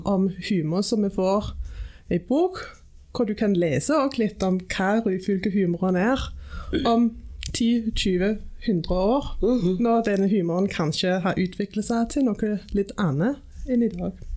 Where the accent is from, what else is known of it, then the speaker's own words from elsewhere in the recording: Silkeborg, Central Denmark Region, Denmark; Norwegian is a second language; moved away as an adult; also born or lived in England / Greenland; now in Suldal, Norway; Jeg er født og oppvokst i Danmark